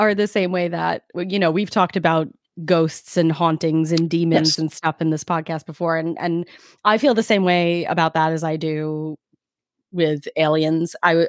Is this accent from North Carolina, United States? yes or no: no; New York City, New York, United States; I'm from Brooklyn.